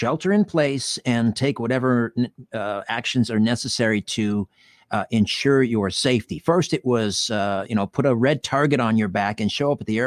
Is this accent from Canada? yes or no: yes; Brantford, Ontario, Canada; I come from Brantford, Ontario.